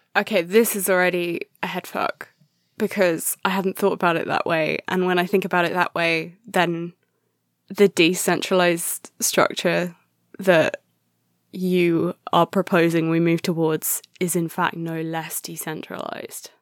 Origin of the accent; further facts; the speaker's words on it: England, United Kingdom; I'm too English